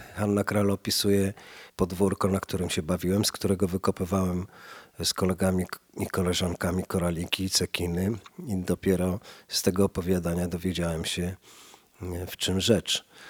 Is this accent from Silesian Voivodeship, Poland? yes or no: no; Warsaw, Masovian Voivodeship, Poland; ja się wychowywałem na podwórku obok, a Mirabelka rosła na obecnie to jest Andersa 10, dawniej Nowotki 10, a jeszcze dawniej y, ulica częściowo Nowolipki